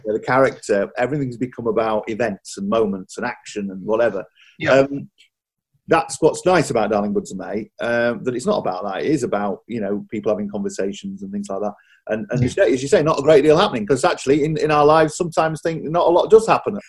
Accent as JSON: {"language": "English", "region": "Yorkshire and the Humber", "country": "United Kingdom", "tie": "born or raised there", "said": "I grew up in Yorkshire"}